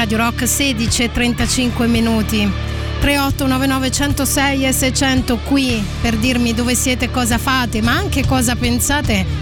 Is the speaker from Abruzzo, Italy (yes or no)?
yes; L'Aquila, Abruzzo, Italy; L'Aquila, cioè sono nata all'Aquila, poi sono in realtà originaria di un piccolo borgo medievale